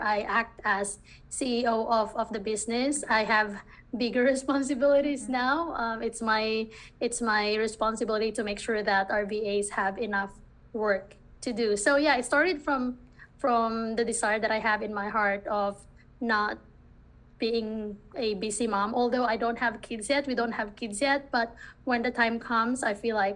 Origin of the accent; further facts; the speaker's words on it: Philippines; English is a second language; moved away as an adult; now in United States; So I am from the Philippines. I grew up in the Philippines.